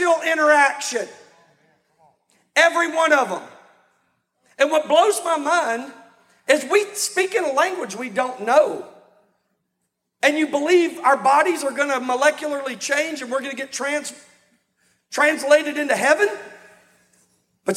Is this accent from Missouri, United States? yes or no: no; Texas, United States; now in Louisiana, United States; I've been in Louisiana longer than I've been in Texas, but I'm from Texas